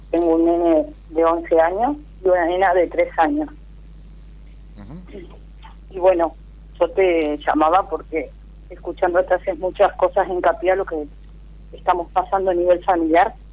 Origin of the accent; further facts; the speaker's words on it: Río Gallegos, Santa Cruz, Argentina; Eh, de Río Gallegos, del sur.